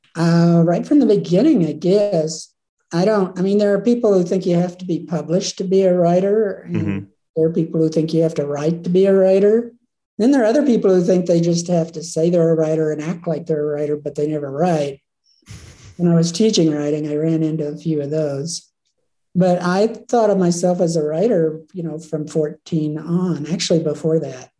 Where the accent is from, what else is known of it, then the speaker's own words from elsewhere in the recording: Oklahoma, United States; moved away as an adult; now in Jackson, United States; Grew up in Oklahoma